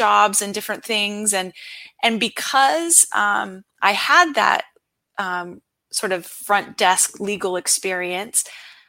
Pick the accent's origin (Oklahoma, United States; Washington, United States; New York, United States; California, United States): California, United States; San Diego; also born or lived in Arizona; I'm from San Diego, California